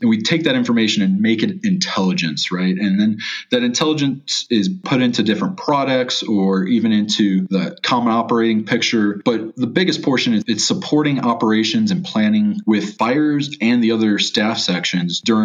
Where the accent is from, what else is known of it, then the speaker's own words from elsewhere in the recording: Chicago, Illinois, United States; I'm from Chicago, Illinois.